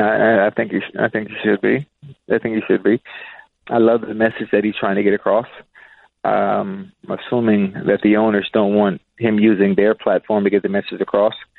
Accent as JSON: {"language": "English", "town": "Miami", "region": "Florida", "country": "United States", "tie": "born or raised there", "said": "as a young kid growing up in Liberty City"}